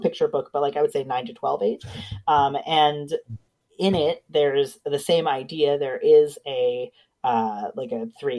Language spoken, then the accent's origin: English; United States; now in Canada; I'm originally from the States